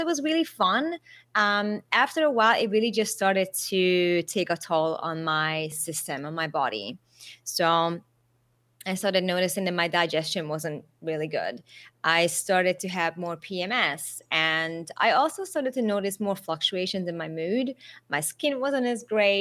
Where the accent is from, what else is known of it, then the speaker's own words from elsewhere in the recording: Budapest, Hungary; moved away as an adult; also born or lived in Las Vegas, United States / Australia; now in Thailand; I was born in Budapest and spent the first 20 years of my life there.